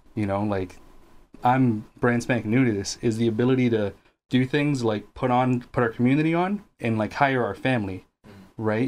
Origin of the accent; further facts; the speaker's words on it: Guatemala; moved away; I wasn't born here. I'm from Guatemala